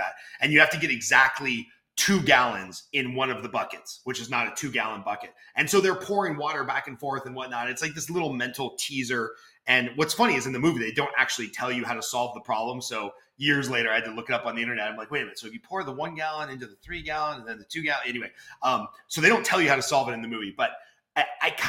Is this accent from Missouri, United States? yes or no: no; Los Angeles, California, United States; moved away as an adult; born and raised in Los Angeles for the first 42 years of my life